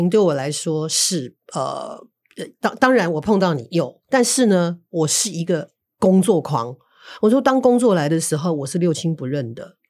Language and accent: Chinese; Taiwan; 身为台湾人，我是非常非常